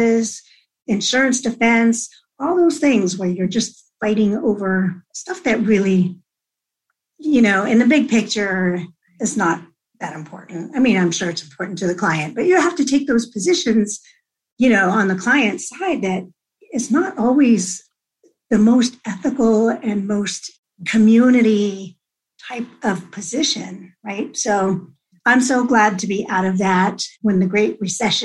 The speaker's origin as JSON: {"language": "English", "town": "Whittier", "region": "California", "country": "United States", "tie": "born or raised there", "also_born_or_lived": "Hawaii", "said": "I grew up in this beautiful town of Whittier. I was raised here, went all up through high school here"}